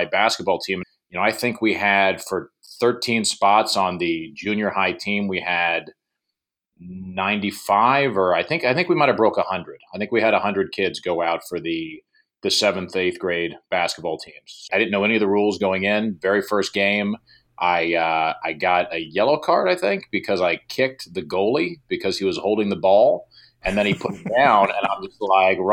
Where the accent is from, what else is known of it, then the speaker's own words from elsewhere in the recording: Lumberton, North Carolina, United States; also born or lived in Raleigh, North Carolina / Asheville, North Carolina; I moved to Lumberton when I was 6